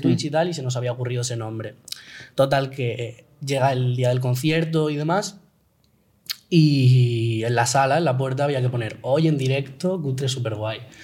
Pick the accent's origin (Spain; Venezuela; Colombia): Spain; Valencia, Valencian Community; Somos los cinco de Valencia